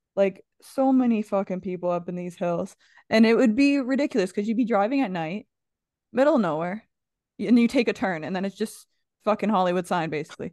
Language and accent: English; Canada; We're from Canada.